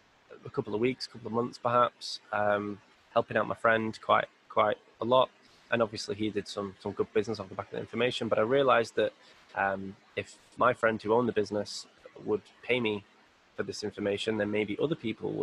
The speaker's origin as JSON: {"language": "English", "town": "Bury", "region": "North West England", "country": "United Kingdom", "tie": "born or raised there", "said": "I grew up in a little area called Bury, which is the suburb of Manchester."}